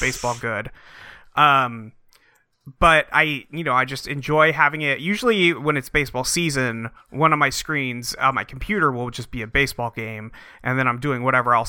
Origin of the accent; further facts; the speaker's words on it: San Francisco, California, United States; now in Seattle, United States; My favorite team was the San Francisco Giants when I was a kid, where I grew up in San Francisco.